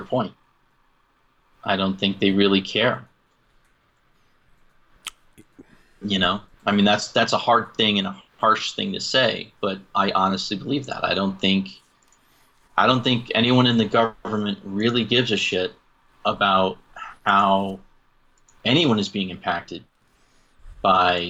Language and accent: English; New England, United States; now in Utah, United States; I lived in New England. I grew up in New England